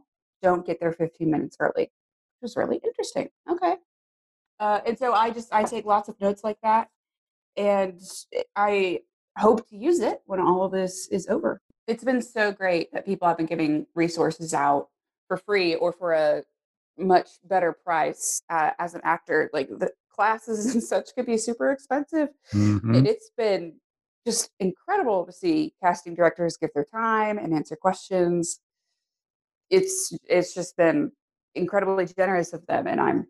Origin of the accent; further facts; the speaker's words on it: Arizona, United States; born there; now in Texas, United States; I'm actually not originally from Texas. I was born in Arizona.